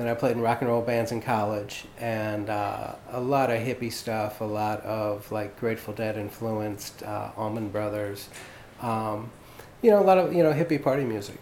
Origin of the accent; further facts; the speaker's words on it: Lafayette, Louisiana, United States; moved away as an adult; now in New Orleans, United States; Originally, I'm from Lafayette. I grew up there